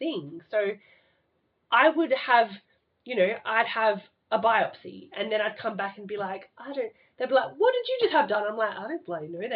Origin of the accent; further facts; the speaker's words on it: Adelaide, South Australia, Australia; I'm this loner from Adelaide who doesn't know anyone